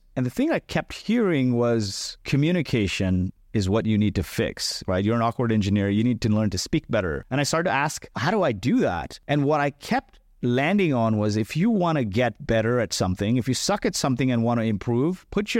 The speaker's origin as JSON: {"language": "English", "country": "Kuwait", "tie": "born there", "also_born_or_lived": "India", "said": "So I was born in Kuwait. My parents are from India and they weren't really educated."}